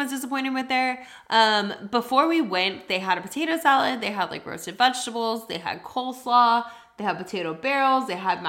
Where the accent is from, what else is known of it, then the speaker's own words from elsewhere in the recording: Texas, United States; We're from Texas.